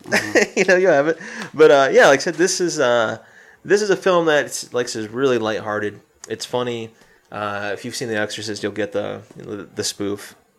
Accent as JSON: {"language": "English", "region": "South Carolina", "country": "United States", "tie": "born or raised there", "said": "my home state of South Carolina"}